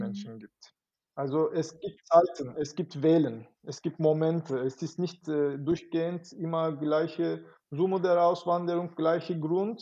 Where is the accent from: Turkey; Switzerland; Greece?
Turkey; Istanbul; German is a second language; moved away as an adult; now in Munich, Germany; ich bin in Istanbul geboren